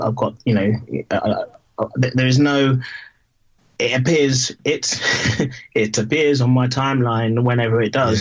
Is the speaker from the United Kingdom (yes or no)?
yes; London, United Kingdom; I grew up in Battersea, and you you know you walked to school with CFC NF on the wall in in in 1981